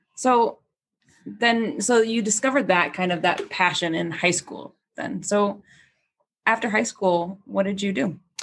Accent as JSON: {"language": "English", "town": "Galesburg", "region": "Illinois", "country": "United States", "lives_now": "Chicago, United States", "said": "I am from here, not Chicago, small town of Galesburg, Illinois"}